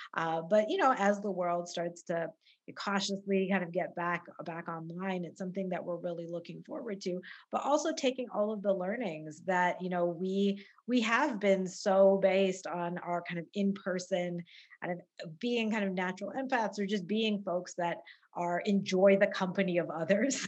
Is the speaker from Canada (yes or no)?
yes; Calgary, Alberta, Canada; I grew up in Calgary